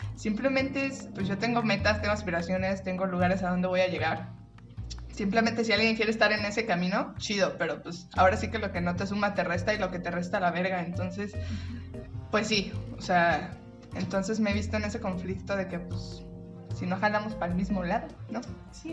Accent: Guadalajara, Jalisco, Mexico; also born or lived in Tepatitlán; yo soy de Guadalajara, mi familia está en Guadalajara

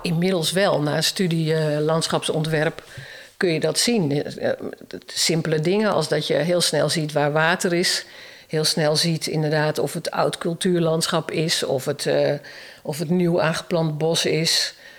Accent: Emmeloord, Flevoland, Netherlands; moved away as an adult; also born or lived in Utrecht / Zeewolde; ik kom uit Emmeloord

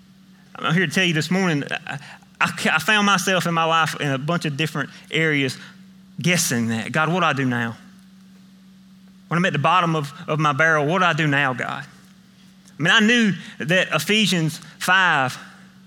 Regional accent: Millen, Georgia, United States; accent: country; I'm from Millen. I grew up in Millen, went to high school in Millen. So if you can't understand some of my country dialect

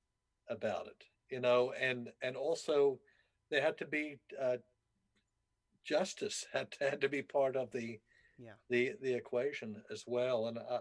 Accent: South Africa; moved away; I grew up in South Africa.

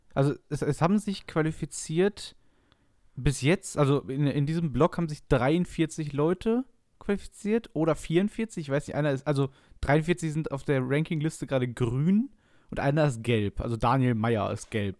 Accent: Essen, North Rhine-Westphalia, Germany; ich komme aus Essen

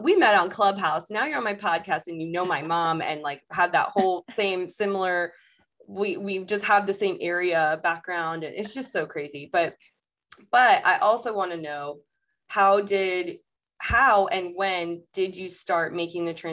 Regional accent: Fort Lauderdale, Florida, United States; moved away as an adult; now in Charlotte, United States; I grew up in South Florida. My parents are still there. My whole foundation is built there in Fort Lauderdale, Florida

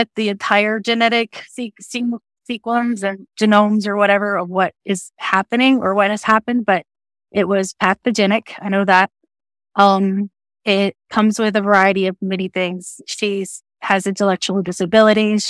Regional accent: Texas, United States; I am from Texas. Been there all my life

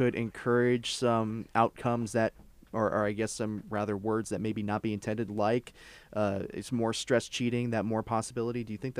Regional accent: United States; I am an American.

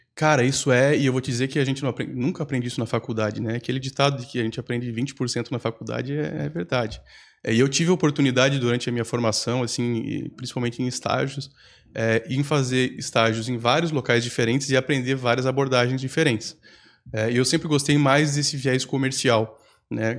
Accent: Campos Novos, Santa Catarina, Brazil; moved away as an adult; now in Florianópolis, Brazil; Voltar para minha cidade natal

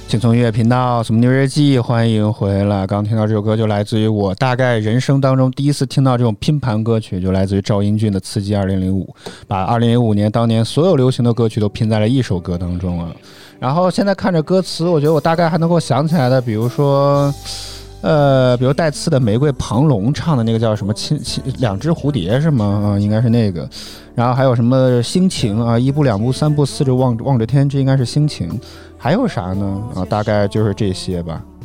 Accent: China; also born or lived in Beijing; 我是哪里人不重要，我是中国人，好吗？

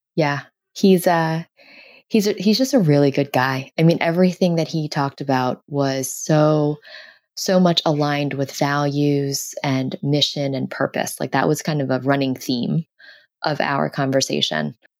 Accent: New York City, New York, United States; born or raised there

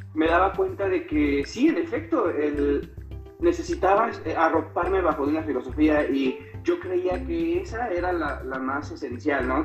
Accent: Salamanca, Guanajuato, Mexico; now in San Miguel de Allende, Mexico; soy de, de Salamanca, Guanajuato, originario, pero ahorita estoy viviendo en San Miguel de Allende

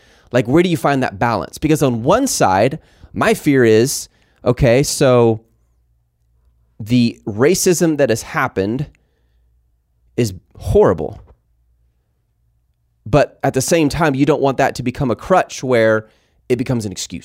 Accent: Mount Pleasant, Texas, United States; I grew up in school in Mount Pleasant, Texas

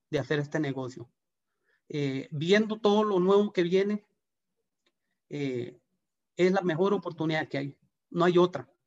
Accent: Guanacaste, Costa Rica; De verdad que nosotros eh, venimos de Guanacaste con, unas ganas de, trabajar como, todo el mundo, buscando trabajo, eh, con ganas de crecer.

